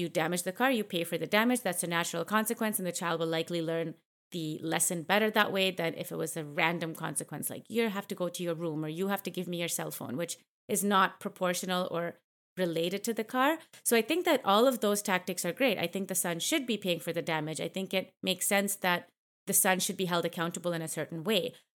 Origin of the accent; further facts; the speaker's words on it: Canada; I grew up in Canada